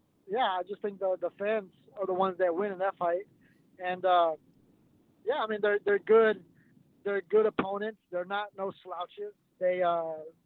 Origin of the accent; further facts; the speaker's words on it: Texas, United States; because I'm from Texas